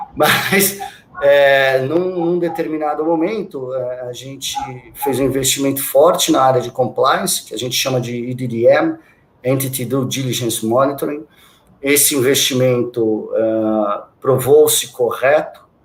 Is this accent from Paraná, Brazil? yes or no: no; Santos, São Paulo, Brazil; moved away as an adult; eu sou de Santos, né? Sou natural de Santos. Eu vivi lá quase toda a minha vida, até meus vinte e cinco anos